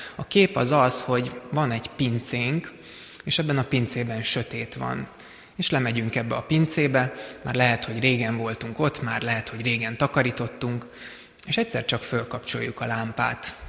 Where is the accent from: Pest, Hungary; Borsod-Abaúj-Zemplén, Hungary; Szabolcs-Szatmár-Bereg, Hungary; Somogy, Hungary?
Pest, Hungary; Szigetszentmiklós; Sziget-Szent Miklóson készült, ahol én felnőttem